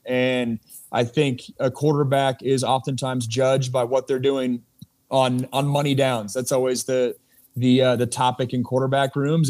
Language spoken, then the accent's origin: English; Seattle, Washington, United States; moved away as an adult; also born or lived in Los Angeles / Pittsburgh; it's been about a decade since I've lived in, uh, lived in Seattle